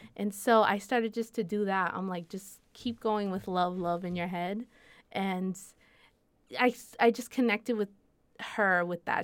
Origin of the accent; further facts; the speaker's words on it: Puerto Rico; accent: boricua; my Spanish is very boricua